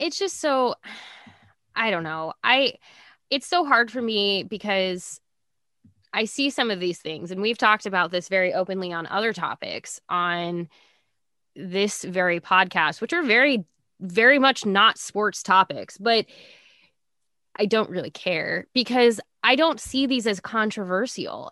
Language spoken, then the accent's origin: English; Nebraska, United States; growing up in Nebraska